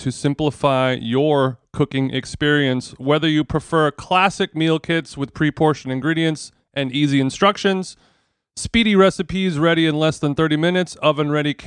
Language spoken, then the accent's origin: English; Los Angeles, California, United States; Los Angeles, my hometown